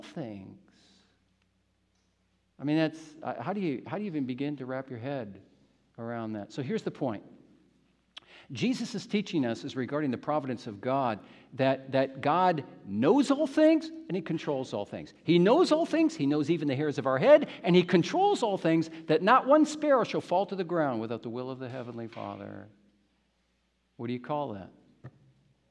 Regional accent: Midwest, United States; moved away; from the Midwest where I grew up in the United States

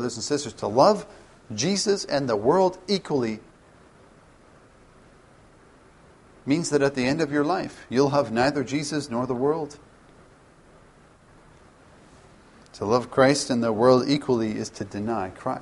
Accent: Canada; as a Canadian

